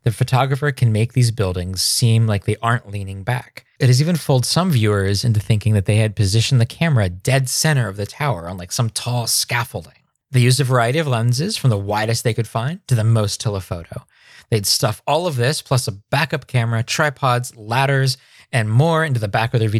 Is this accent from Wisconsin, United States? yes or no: no; Three Mile Island, Pennsylvania, United States; now in Seattle area, United States; I grew up around Three Mile Island